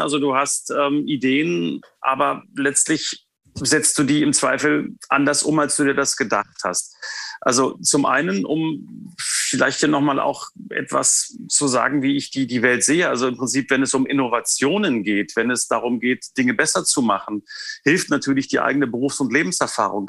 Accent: Potsdam, Brandenburg, Germany; Ich bin in Potsdam geboren, ähm, habe mein Abitur äh, in der Nähe von Potsdam gemacht

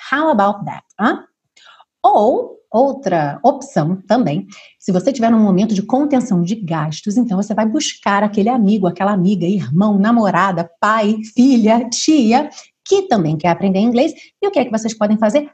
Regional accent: Rio de Janeiro, Brazil; moved away as an adult; now in Portugal; sou carioca

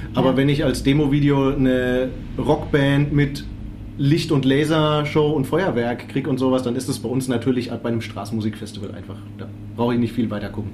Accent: Würzburg, Bavaria, Germany; mich auch als Würzburger

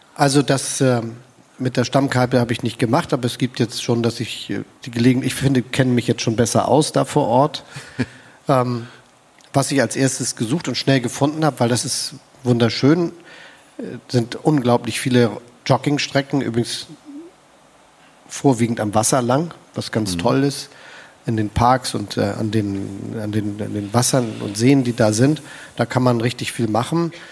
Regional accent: Hamburg, Germany; moved away as an adult; now in Potsdam, Germany; Ich empfinde mich als Hamburger. Ich bin da aufgewachsen

